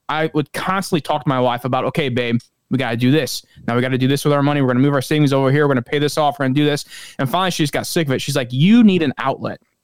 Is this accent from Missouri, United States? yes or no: yes; St. Louis, Missouri, United States; I'm from St. Louis, Anheuser-Busch